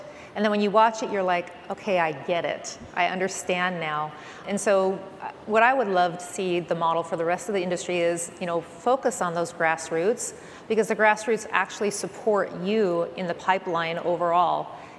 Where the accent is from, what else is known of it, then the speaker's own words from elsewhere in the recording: Washington, United States; because I'm from Washington, in Seattle